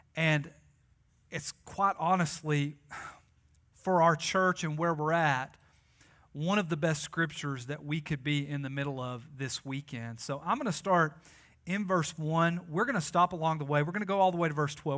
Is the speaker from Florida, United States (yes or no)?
no; Tennessee, United States; I am like from Tennessee